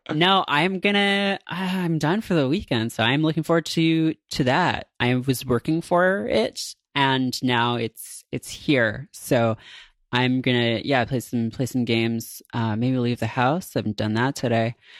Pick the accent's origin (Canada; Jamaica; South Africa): Canada; near Toronto, Ontario; the highway to Toronto from my hometown